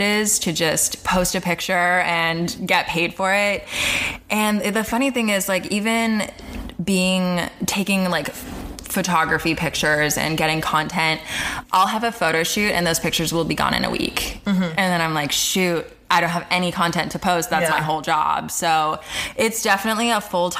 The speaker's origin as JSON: {"language": "English", "town": "Palm Springs", "region": "California", "country": "United States", "tie": "born or raised there", "moved": "yes", "said": "I grew up in Palm Springs, California"}